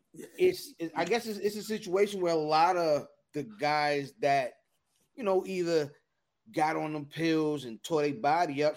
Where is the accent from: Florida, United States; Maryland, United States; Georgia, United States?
Maryland, United States; Anne Arundel County; I'm from Anne Arundel County